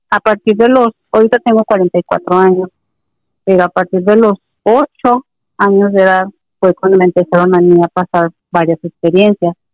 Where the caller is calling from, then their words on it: Ensenada, Baja California, Mexico; de Baja California.